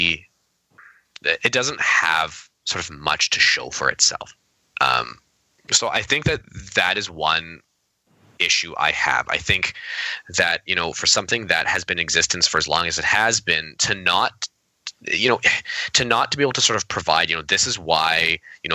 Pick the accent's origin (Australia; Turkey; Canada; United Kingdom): Canada; I'm Canadian